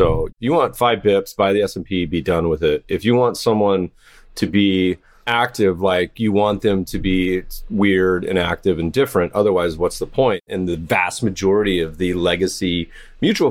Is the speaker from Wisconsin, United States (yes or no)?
no; Winston-Salem, North Carolina, United States; moved away; I'm originally from North Carolina, Winston-Salem, so I got a little Hanes loyalty